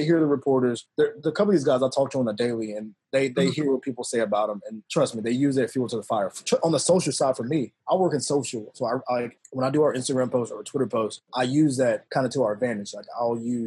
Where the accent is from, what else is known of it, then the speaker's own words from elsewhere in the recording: Memphis, Tennessee, United States; I was born in Memphis, born and raised